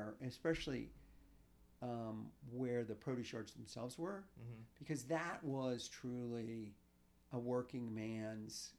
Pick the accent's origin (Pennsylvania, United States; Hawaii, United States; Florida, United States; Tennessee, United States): Pennsylvania, United States; Pittsburgh; I'm a true outcrop of growing up in the East End, in Morningside, and going to Peabody High School